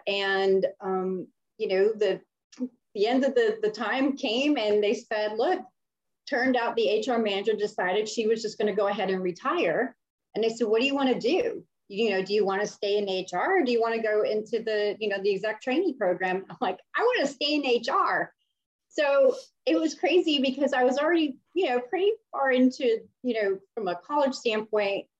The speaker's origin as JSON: {"language": "English", "town": "Miami", "region": "Florida", "country": "United States", "tie": "born or raised there", "said": "I originally grew up in Miami"}